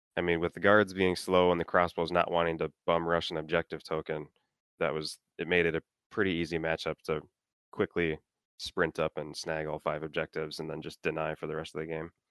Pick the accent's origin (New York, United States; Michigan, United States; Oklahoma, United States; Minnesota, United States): Minnesota, United States; I'm from Minnesota